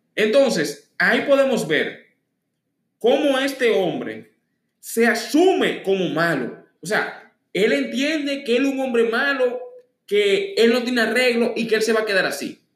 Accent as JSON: {"language": "Spanish", "country": "Dominican Republic", "said": "Aquí mismo en la República Dominicana"}